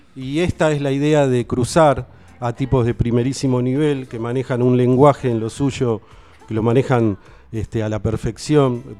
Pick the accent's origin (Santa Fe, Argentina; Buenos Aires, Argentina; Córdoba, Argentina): Buenos Aires, Argentina; moved away as an adult; now in Tandil, Argentina; soy de Capital